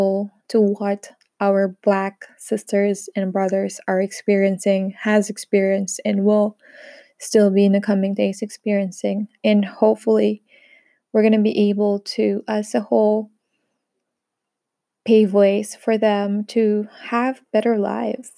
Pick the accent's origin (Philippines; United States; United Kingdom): Philippines; moved away as an adult; now in France; I'm a Filipina based here in France. We've moved here together with my husband, my three kids, my sister, and my niece, for about 2 years now.